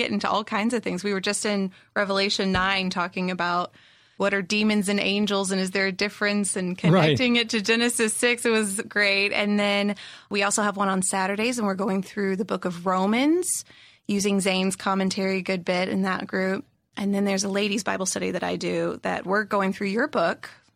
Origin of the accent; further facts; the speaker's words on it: South Carolina, United States; I'm from South Carolina